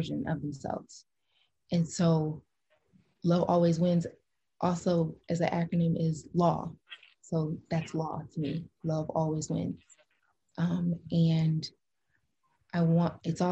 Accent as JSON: {"language": "English", "region": "Illinois", "country": "United States", "said": "I am from Illinois"}